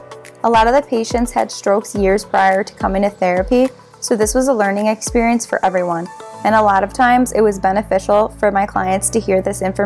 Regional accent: Buffalo, New York, United States; I grew up in Buffalo, New York

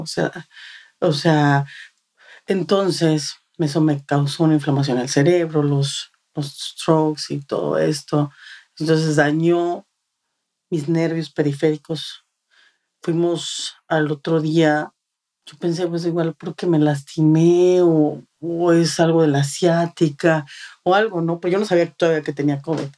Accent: Mexico City, Mexico; moved away as an adult; now in Texas, United States; Nosotros ah, llegamos aquí hace ocho años, somos de la Ciudad de México

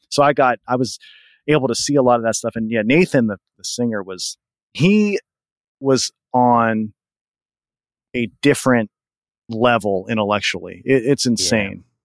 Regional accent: Pennsylvania, United States; I grew up pretty much 30 minutes from where I live now, which is about 40 minutes from Pittsburgh

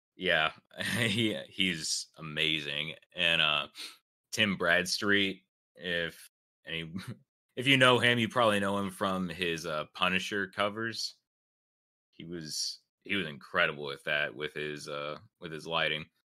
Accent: South Carolina, United States; I'm from South Carolina.

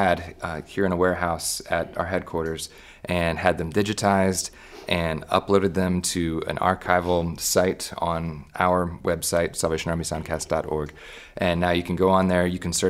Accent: United States; as an American citizen grew up here

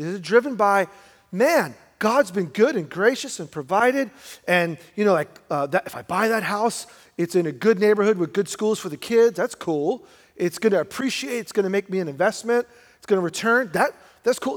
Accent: New York, United States; also born or lived in Brooklyn; my wife and I, we grew up in New York, and we were both middle class

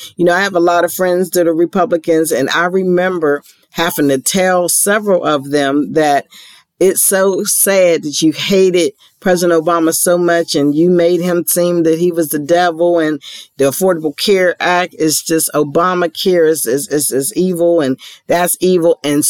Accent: Ohio, United States; including my home state of Ohio.

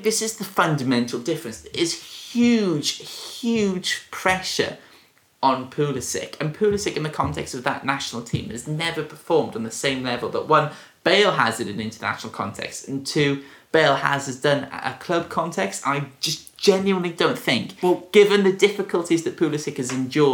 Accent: Welsh, Wales, United Kingdom; I am really Welsh

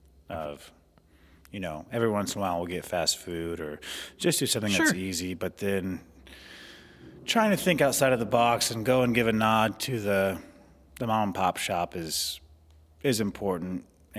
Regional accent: McCook, Nebraska, United States; most of the time I say I'm from McCook and people are like, where's that? I'm like, Southwest Nebraska.

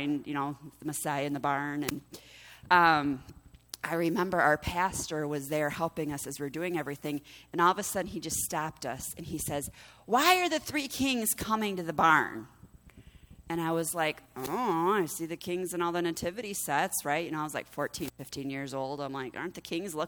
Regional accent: United States; As American Christians, we celebrate Thanksgiving.

